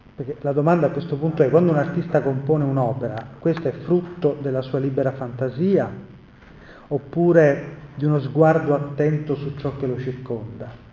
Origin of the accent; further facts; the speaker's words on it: Messina, Sicily, Italy; io sono siciliano e messinese